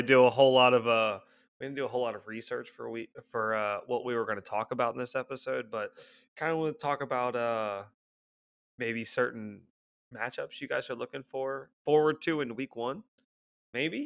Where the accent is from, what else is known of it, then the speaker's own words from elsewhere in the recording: Cincinnati, Ohio, United States; we're all from Cincinnati